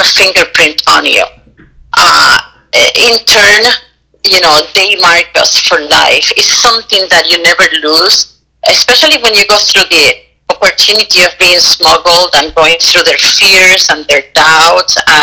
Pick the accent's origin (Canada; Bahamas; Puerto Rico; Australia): Puerto Rico; accent: Puerto Rican; I'm Puerto Rican and my accent is so strong